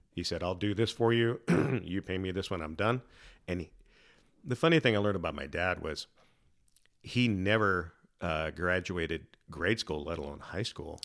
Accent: Salem, Oregon, United States; also born or lived in San Diego; primarily grew up in, in Salem

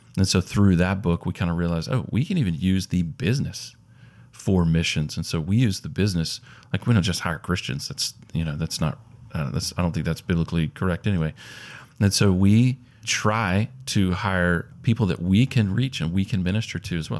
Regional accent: Mobile, Alabama, United States; also born or lived in Auburn, Alabama; now in Huntsville, United States; I grew up in Mobile, Alabama

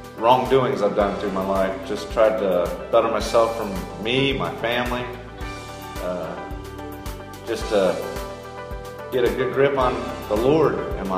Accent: Circleville, United States; I'm from Circleville

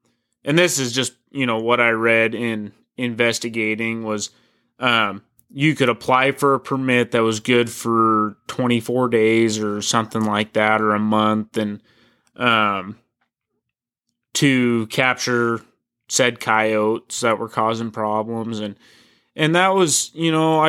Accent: United States; moved away; I grew up right on the Oregon-Washington border

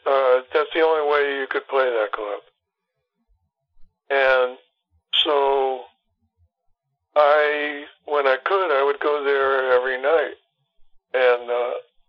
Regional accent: New York City, New York, United States; moved away as an adult; also born or lived in Queens / Atlanta; I was born in Brooklyn. I lived in Queens

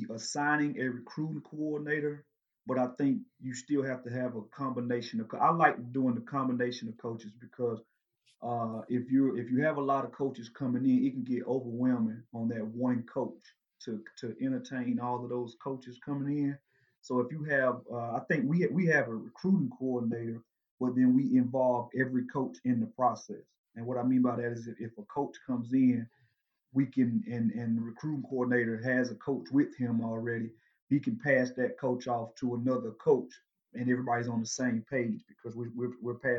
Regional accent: Dublin, Georgia, United States; my hometown, Dublin, Georgia

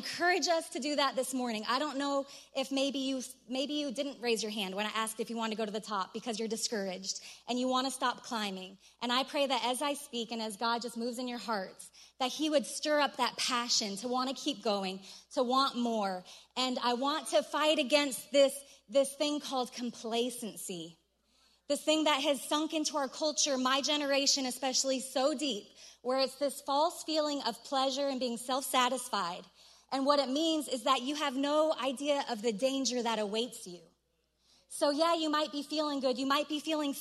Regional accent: Colorado, United States; I'm from Colorado

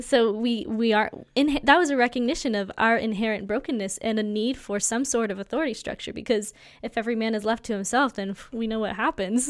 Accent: United States; as an American citizen

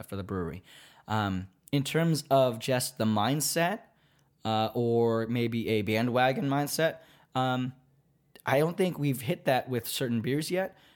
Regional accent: Virginia, United States; now in Baltimore, United States; we're both from Virginia

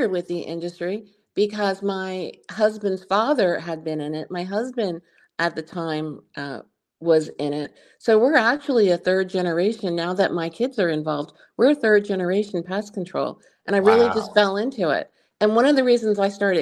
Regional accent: New Jersey, United States; moved away as an adult; also born or lived in San Diego; now in Florida, United States; I'm originally from New Jersey in the 80s

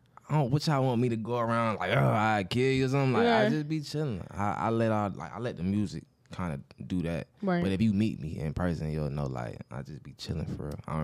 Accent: Atlanta, Georgia, United States; Because if you heard my music, you wouldn't think I was from Atlanta.

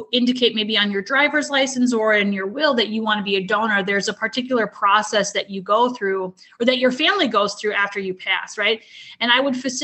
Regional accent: Minnesota, United States; moved away as an adult; now in Alabama, United States; I'm from Minnesota, lived there my whole life, and recently relocated to Alabama with my family about 3 years ago

